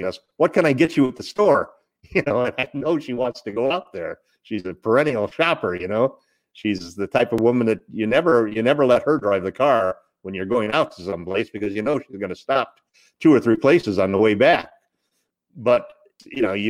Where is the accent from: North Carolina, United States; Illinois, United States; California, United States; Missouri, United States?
California, United States; Monrovia; I grew up in the San Gabriel Valley down in Southern California, in Monrovia, Arcadia area, right up next to the San Gabriel Mountains.